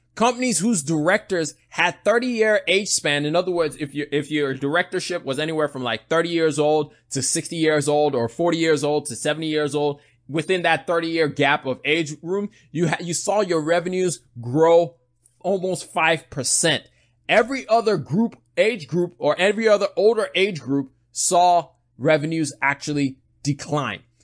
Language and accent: English; Nigeria; I'm Nigerian